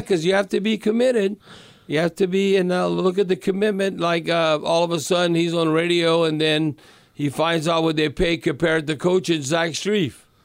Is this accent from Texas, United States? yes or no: no; Louisiana, United States; moved away as an adult; also born or lived in Atlanta; I'm from Louisiana. I'm not from Atlanta, even though I lived there 14 years. But come on, I'm, I'm as Cajun as can be